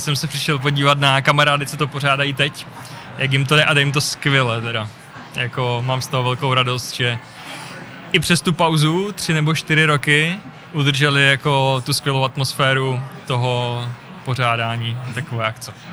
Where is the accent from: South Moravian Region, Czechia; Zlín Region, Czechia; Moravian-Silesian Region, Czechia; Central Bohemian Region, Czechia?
Zlín Region, Czechia; Zlín; moved away as an adult; also born or lived in Prague; Jsem Zlíňák, žil jsem nějakou dobu v Praze a teď jsem zpátky ve Zlíně